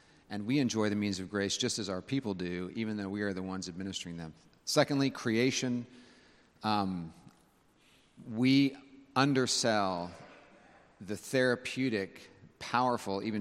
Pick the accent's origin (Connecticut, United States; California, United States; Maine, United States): California, United States; Northern; now in South Carolina, United States; growing up in Northern California, we always had our windows open